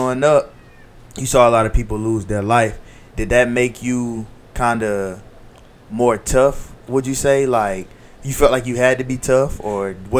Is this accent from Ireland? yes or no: no; Columbia, South Carolina, United States; growing up in Columbia, South Carolina